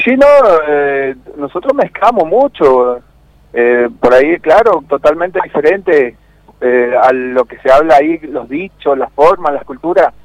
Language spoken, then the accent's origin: Spanish; Argentina; nosotros como argentinos